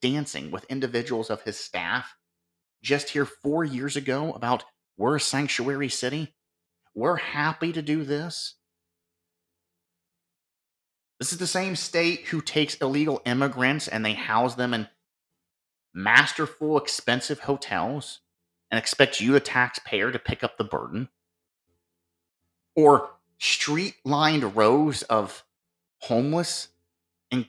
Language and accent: English; Ohio, United States; here in my home state of Ohio